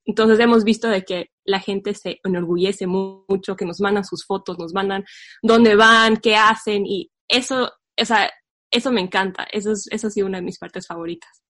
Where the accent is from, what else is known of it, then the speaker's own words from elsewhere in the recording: La Paz, Bolivia; nuestra hermosa ciudad